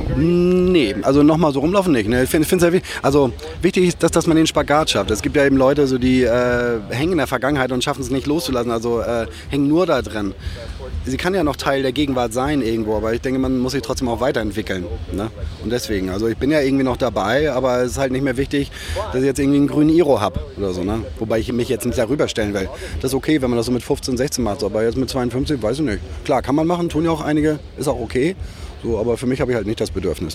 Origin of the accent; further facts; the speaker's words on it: Germany; also born or lived in Hamburg; bin auch in so einer Kleinstadt damals in der Nähe von Hamburg eingeschult worden